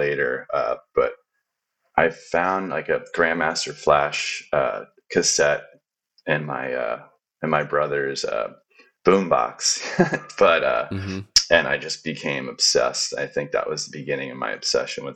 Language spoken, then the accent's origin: English; Philadelphia, Pennsylvania, United States; moved away as an adult; also born or lived in Portland, Oregon / Chicago / El Salvador; I'm from the Philadelphia area